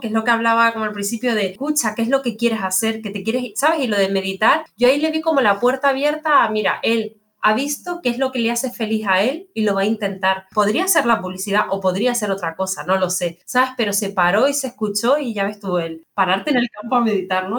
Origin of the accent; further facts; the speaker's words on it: Canary Islands, Spain; como soy canaria